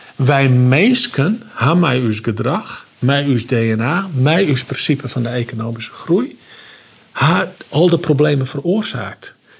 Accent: Oentsjerk, Friesland, Netherlands; ben ik opgegroeid in Friesland. Ik ben opgegroeid in een ongelooflijk warm gezin

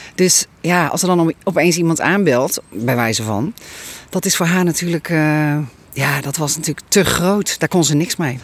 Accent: Leeuwarden, Friesland, Netherlands; now in Westbroek, Netherlands; ik ben ook een Fries

